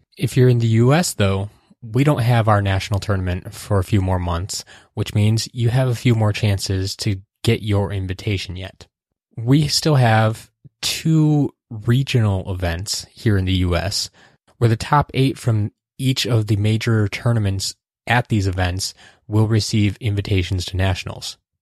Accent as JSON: {"language": "English", "region": "Wisconsin", "country": "United States", "said": "here in Wisconsin, my home state."}